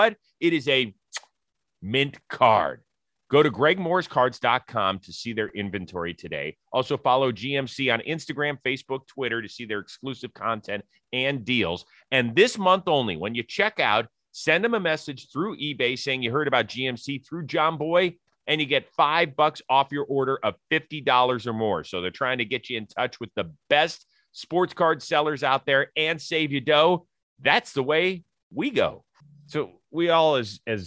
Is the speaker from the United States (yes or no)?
yes; Ohio, United States; I grew up in Ohio